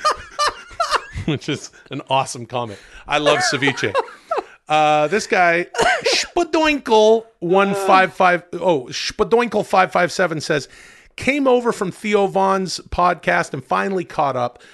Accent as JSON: {"language": "English", "town": "Ladner", "region": "British Columbia", "country": "Canada", "tie": "born or raised there", "moved": "yes", "said": "grew up in a town outside of Vancouver called Ladner, farming and fishing village Ladner"}